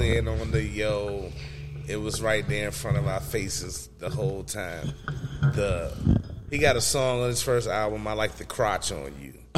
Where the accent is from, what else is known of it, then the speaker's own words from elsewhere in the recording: Emporia, Virginia, United States; I was raised in Emporia